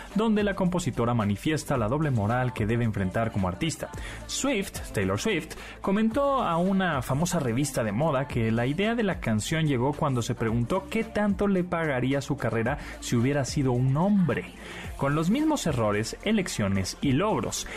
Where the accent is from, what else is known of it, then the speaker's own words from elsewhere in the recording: Mexico; yo como típico mexicano